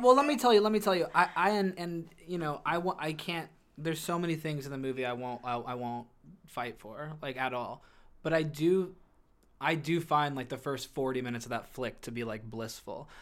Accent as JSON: {"language": "English", "town": "Canton", "region": "Illinois", "country": "United States", "tie": "born or raised there", "moved": "yes", "said": "Canton, Illinois, where I'm from"}